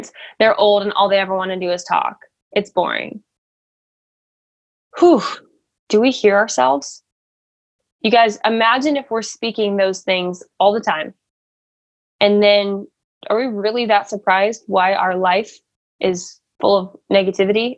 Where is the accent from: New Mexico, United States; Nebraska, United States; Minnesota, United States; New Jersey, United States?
Nebraska, United States; I was born in America. I was born in Nebraska